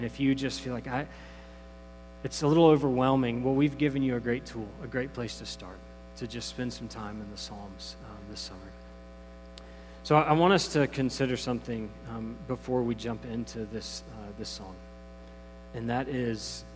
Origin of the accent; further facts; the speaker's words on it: Greensboro, North Carolina, United States; When growing up in Greensboro